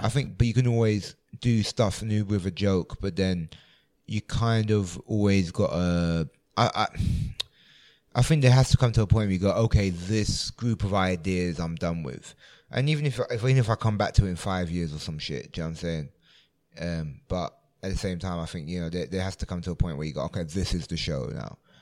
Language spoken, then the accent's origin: English; London, United Kingdom; I grew up in London